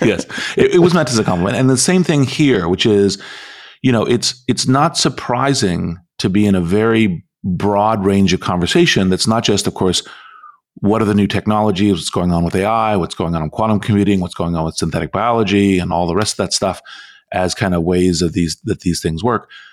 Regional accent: Stanford, California, United States; I was born in Stanford Hospital

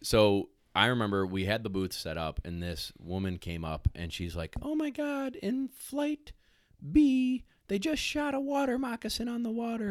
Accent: New York, United States; also born or lived in South Carolina; I'm from New York

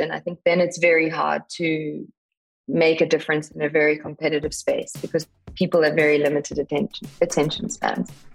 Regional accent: South Africa; So I grew up in South Africa, as you said in the intro, born to a uh, family of wildlife photographers

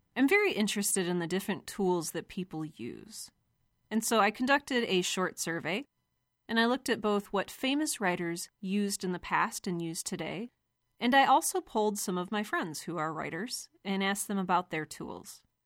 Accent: Cleveland, Ohio, United States; I grew up in Cleveland

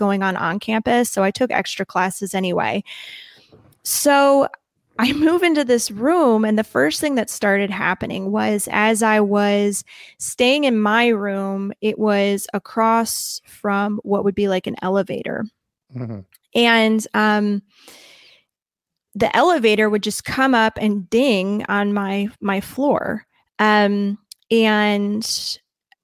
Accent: Midwest, United States; accent: heavy Midwest; I have a really heavy Midwest accent

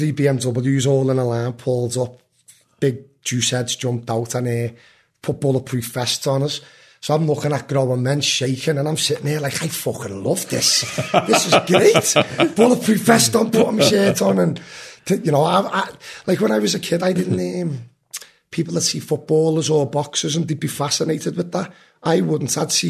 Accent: Liverpool, North West England, United Kingdom; where I'm from in Kensington

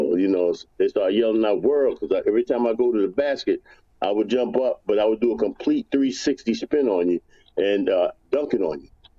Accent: New York City, New York, United States; I'm from New York, from Brooklyn

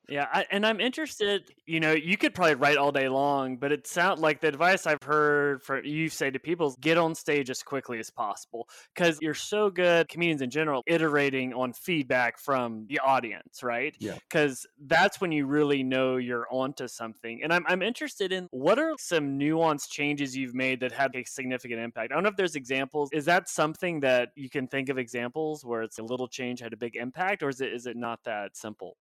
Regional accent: Oklahoma, United States; moved away; also born or lived in New York; I'm from Oklahoma, and then I moved to New York

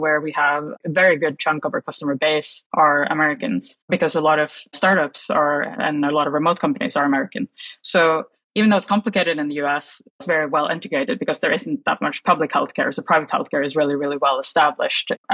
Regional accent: Oslo, Norway; moved away as an adult; also born or lived in London / San Francisco; I moved from Norway when I was 27 years old.

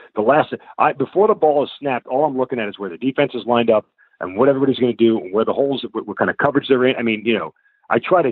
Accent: New York, United States; now in Atlanta, United States; I'm from New York

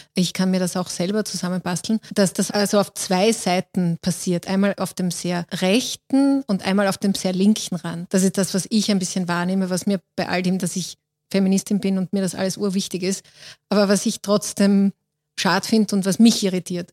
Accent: Austria; bei uns in Österreich

